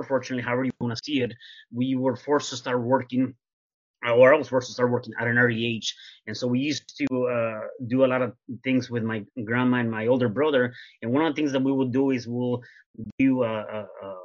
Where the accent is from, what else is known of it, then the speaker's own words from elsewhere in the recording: Mexico City, Mexico; now in Las Vegas, United States; I am originally from Mexico City, and I was actually born in Mexico City